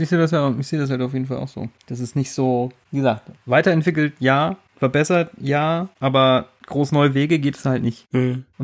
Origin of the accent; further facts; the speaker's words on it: Einbeck, Lower Saxony, Germany; also born or lived in East Germany (GDR); Gutes Einbäcker, Bier. Beste Bier, wo gibt, Leute. Ist das okay? Aber solange du kein Geld dafür kriegst. Ich krieg dafür kein Geld. Ich bin einfach. Nur Bier. Das ist meine Heimat. Das ist meine Heimat. Ich komme aus der Heimat, das ist mein Heimatbier.